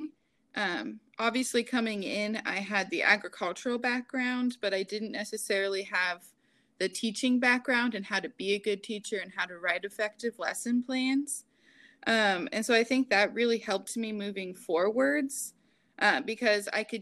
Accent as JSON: {"language": "English", "town": "Wooster", "region": "Ohio", "country": "United States", "tie": "born or raised there", "also_born_or_lived": "Preble County, Ohio", "said": "I was actually at a regional campus at ATI, which was in my hometown."}